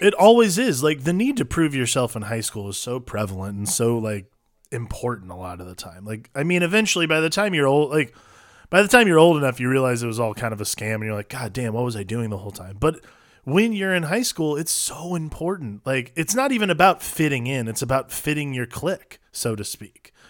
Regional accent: Ohio, United States; moved away; growing up in Ohio

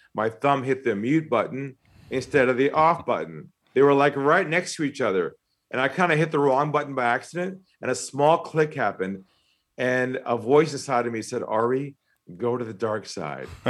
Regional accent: San Diego, California, United States; accent: American; moved away as an adult; now in Australia; I'm from San Diego originally

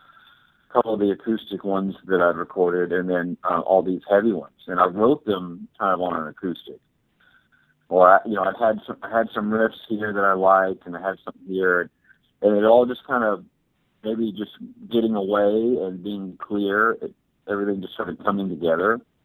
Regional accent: Texas, United States; I had a heavy band when I grew up in Texas

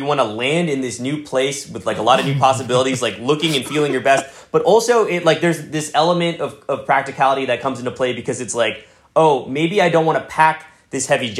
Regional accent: New York City, New York, United States; I think it depends on where you grow up, but I think like growing up in New York City, like you're exposed to so much cool stuff

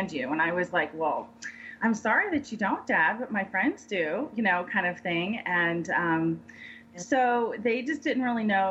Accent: San Diego, California, United States; moved away as an adult; also born or lived in Denver, Colorado; We moved from San Diego, where I grew up, and moved to Denver

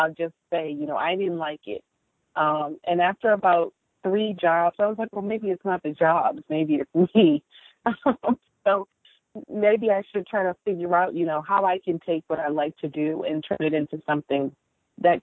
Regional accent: Prince George's County, Maryland, United States; I grew up in the Maryland area in PG County to a British mom, and we lived with my Jamaican grandparents

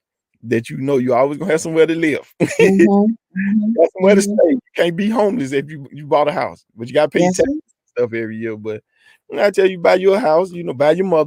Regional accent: the South, United States; I'm from the South.

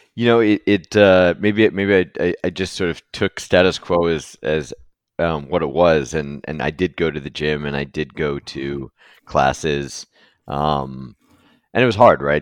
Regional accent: California, United States; I grew up in California

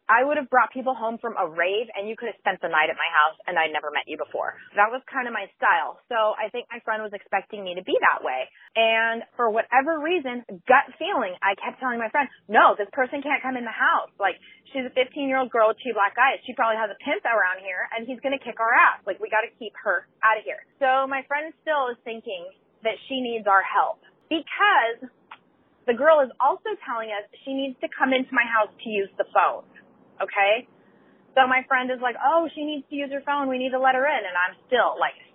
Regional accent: Orange County, Southern California, United States; I'm from California. That's from, like, Southern California and Orange County.

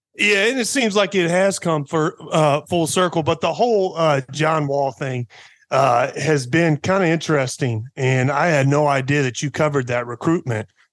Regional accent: Poplar Bluff, Missouri, United States; moved away as an adult; also born or lived in China; my hometown, from Papa Bluff, Missouri, about eighteen thousand people, small town

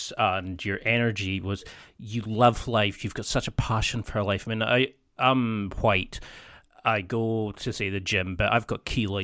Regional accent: Scottish Highlands, Scotland, United Kingdom; I come from Scottish Highlands

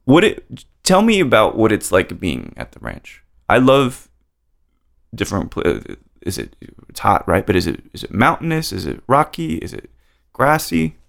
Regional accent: Roswell, New Mexico, United States; I was born in Roswell

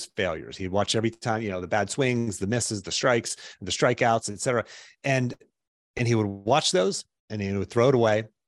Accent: Pittsburgh, Pennsylvania, United States; moved away as an adult; now in Charlottesville, United States; I grew up in Pittsburgh

